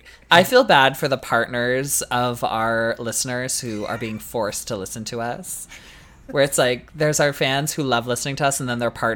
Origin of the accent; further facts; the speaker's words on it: Canada; as a Canadian girly